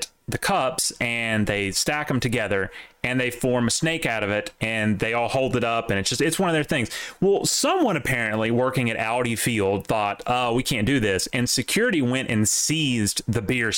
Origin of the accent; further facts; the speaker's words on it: the South, United States; As a Southerner